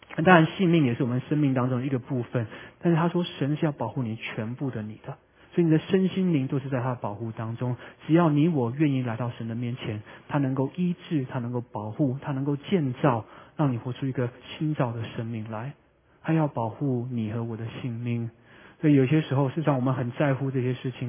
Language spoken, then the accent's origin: Chinese; Vancouver, British Columbia, Canada; moved away as an adult; also born or lived in Taiwan; 我是在温哥华长大的， 所以往往会开车回温哥华